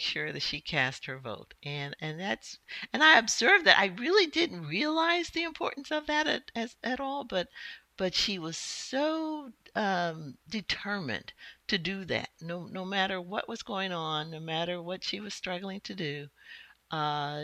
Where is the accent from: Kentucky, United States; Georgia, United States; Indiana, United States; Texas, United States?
Indiana, United States; Indianapolis; I grew up in Indianapolis, Indiana, Midwest girl